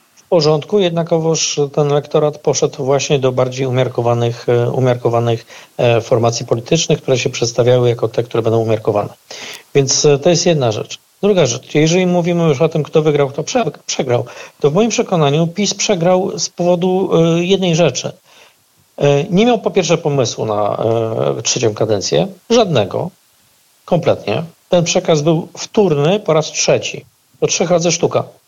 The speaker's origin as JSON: {"language": "Polish", "town": "Puławy", "region": "Lublin Voivodeship", "country": "Poland", "tie": "born or raised there", "said": "mojego rodzinnego miasta"}